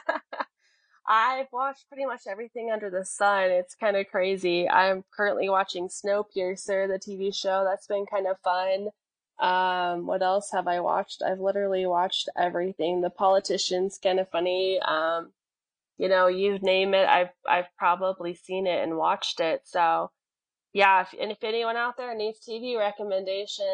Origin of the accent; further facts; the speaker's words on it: Colorado, United States; also born or lived in New Mexico; Originally, I'm from New Mexico. I was born in New Mexico, but I've lived in Colorado since I was 3 years old. So I consider myself a near native